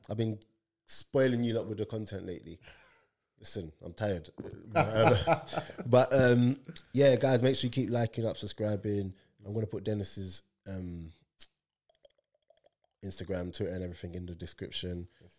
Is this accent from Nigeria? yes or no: yes; Nigeria; If something happened in Nigeria, like, and it needed to, I'd probably speak because I'm Nigerian or whatever.